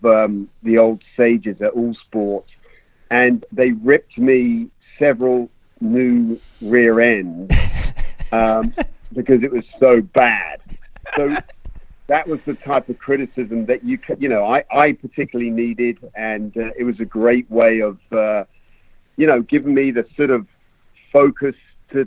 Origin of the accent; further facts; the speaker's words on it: England, United Kingdom; moved away; also born or lived in London; I grew up in England. I am an Englishman